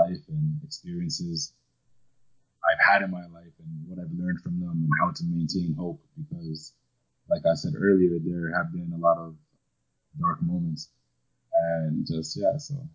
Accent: Toronto, Ontario, Canada; also born or lived in Jamaica; I was born in Jamaica, but raised here in Toronto, probably from the age of about 3 years old.

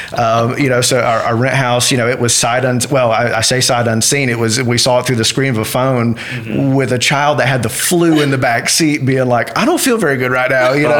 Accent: Western North Carolina, United States; also born or lived in Washington, D.C.; now in Ruston, United States; I'm originally from Western North Carolina

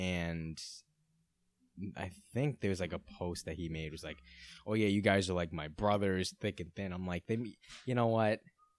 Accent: Brighton, South East England, United Kingdom; He's one of those people, and I grew up in Brighton.

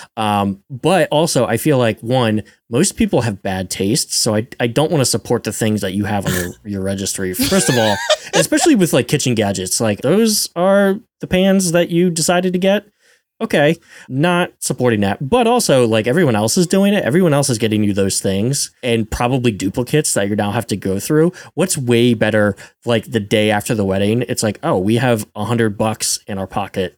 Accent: rural Pennsylvania, United States; I'm from Pennsylvania, rural Pennsylvania, where the fire hall wedding is a thing

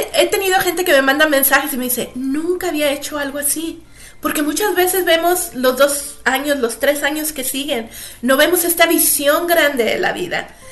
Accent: Monterrey, Nuevo León, Mexico; moved away as an adult; also born or lived in United States / Canada / England; Yo nací en Monterrey, México. Este, pasé toda mi pasé toda mi niñez ahí

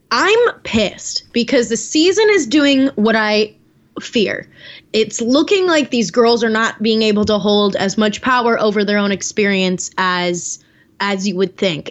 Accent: Naperville, Illinois, United States; Mario's from Naperville. He's from my hometown.

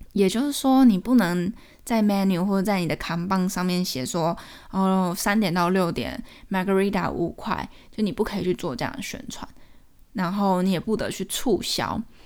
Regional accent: Taiwan; now in United States; 我们台湾人看了觉得很奇怪、很歪头

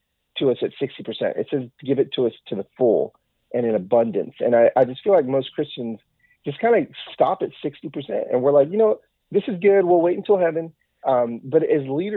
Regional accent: Southern California, United States; moved away as an adult; also born or lived in Atlanta; now in Nashville, United States; we're from Southern California, all our family's there

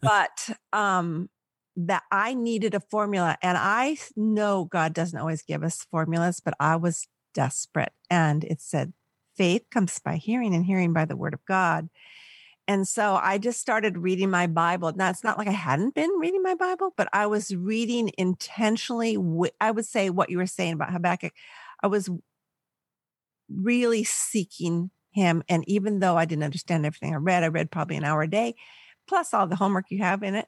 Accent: Palos Verdes, California, United States; also born or lived in Milwaukee; now in San Luis Obispo, United States; I grew up in Southern California, about a mile from the beach. Uh, Palos Verdes, it's by Long Beach

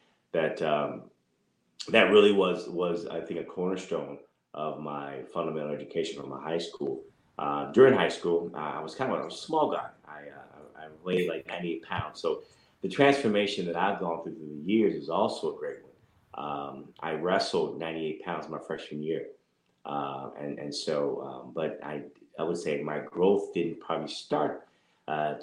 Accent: Indianapolis, Indiana, United States; moved away; I'm originally from Indianapolis, Indiana, born and raised

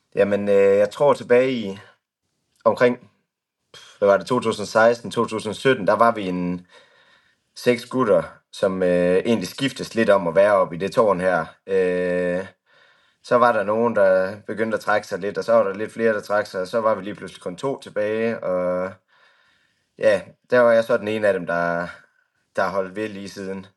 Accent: Skanderborg, Central Denmark Region, Denmark; jeg kommer egentlig fra Aarhusområdet, nærmere mm-hmm. betegnet Skanderborg

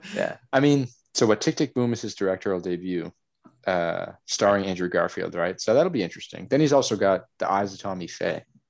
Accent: Canada; since I'm Canadian

